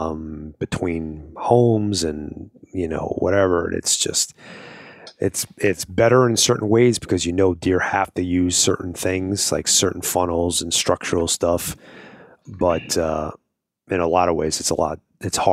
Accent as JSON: {"language": "English", "area": "Long Island", "region": "New York", "country": "United States", "tie": "born or raised there", "also_born_or_lived": "Brooklyn, New York", "moved": "yes", "lives_now": "Arizona, United States", "said": "I was born in Brooklyn. I lived in Long Island until I moved out here"}